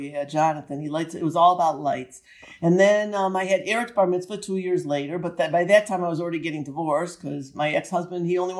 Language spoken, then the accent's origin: English; Cleveland, Ohio, United States; also born or lived in New Jersey; I was born in Cleveland, Ohio on 10/11/1951.